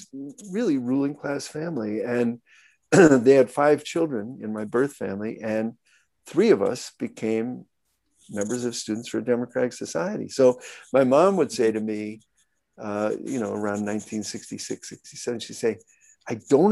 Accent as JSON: {"language": "English", "town": "Glen Ellyn", "region": "Illinois", "country": "United States", "tie": "born or raised there", "said": "I grew up in Glen Ellyn, Illinois."}